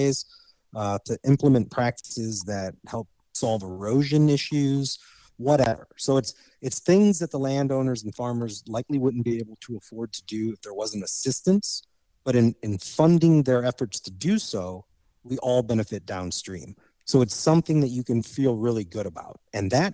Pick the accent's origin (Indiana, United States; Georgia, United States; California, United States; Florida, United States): Indiana, United States; now in Missouri, United States; I grew up in Indiana